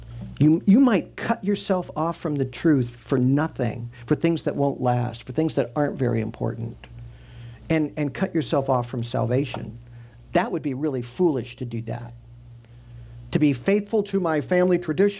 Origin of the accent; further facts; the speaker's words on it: Midwest, United States; I grew up in the Midwest